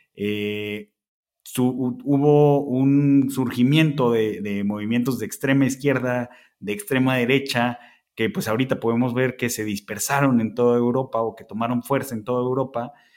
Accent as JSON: {"language": "Spanish", "country": "Mexico", "said": "somos los mexicanos"}